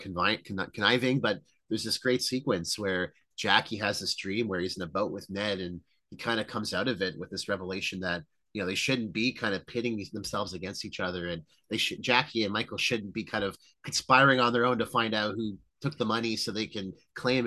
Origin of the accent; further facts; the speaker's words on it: Canada; we're Canadian. We're, you know, I'm fully red-blooded Canadian.